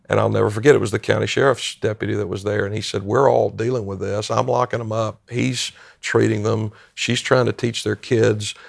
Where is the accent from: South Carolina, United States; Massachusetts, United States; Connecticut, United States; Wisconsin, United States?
South Carolina, United States; Greenville-Spartanburg area; moved away as an adult; also born or lived in Maryland; now in Shepherdstown, United States; a native South Carolinian, and I grew up in the Greenville-Spartanburg area, up in the northwest end of the state of South Carolina